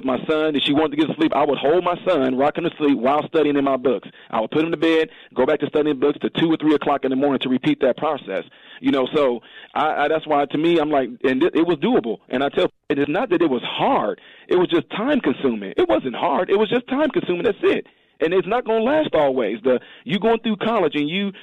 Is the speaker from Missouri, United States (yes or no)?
no; Decatur, Illinois, United States; also born or lived in Chicago; We lived a little bit in Chicago, and then we moved down to what we call Baby Chicago, which is Decatur